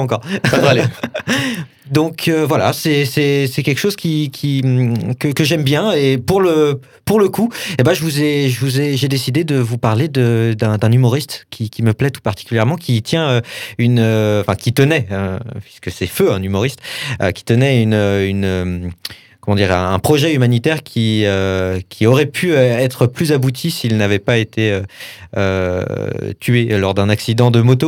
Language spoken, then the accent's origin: French; Saint-Étienne, Auvergne-Rhône-Alpes, France; je, viens de Saint-Etienne